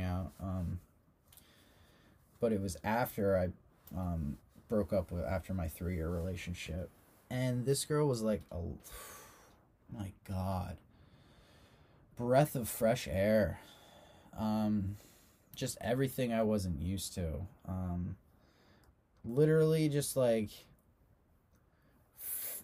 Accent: Long Beach Island, New Jersey, United States; I grew up on Long Beach Island.

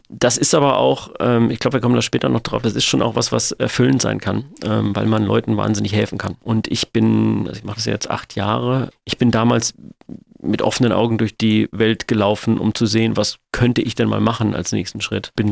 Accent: Sindelfingen, Baden-Württemberg, Germany; now in Hamburg, Germany; ich komme aus Sindelfingen, wohne aber in Hamburg und meine Angehörigen wohnen aber noch

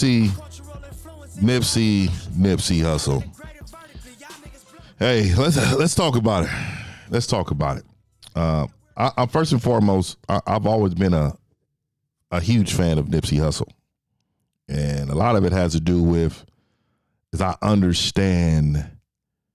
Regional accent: San Francisco, California, United States; I'm from the Bay Area, San Francisco, born and raised in Fillmore District

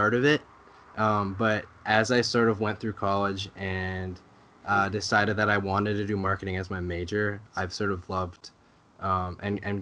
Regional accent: Coon Rapids, Minnesota, United States; I grew up in Coon Rapids, Minnesota, which is a little north of the Twin Cities area.

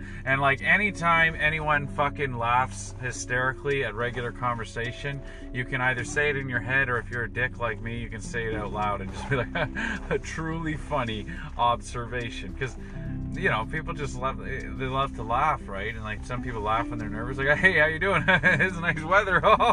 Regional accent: Toronto, Ontario, Canada; I'm from the West End

